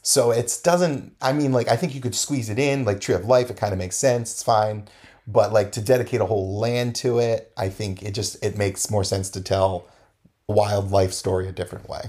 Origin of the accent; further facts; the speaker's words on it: New England, United States; we're from New England